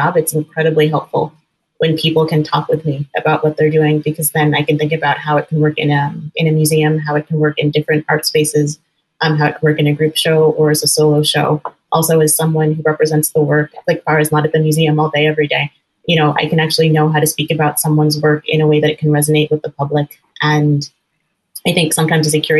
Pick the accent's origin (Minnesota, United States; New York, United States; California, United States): California, United States; Northern; now in Chicago, United States; I grew up in Northern California, actually in a very progressive part of the country